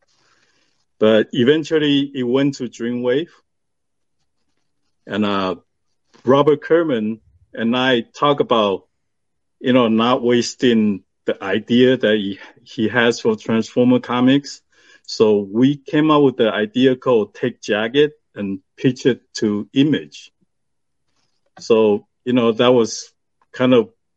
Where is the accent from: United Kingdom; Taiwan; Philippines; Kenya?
Taiwan; now in United States; I was born in Taiwan.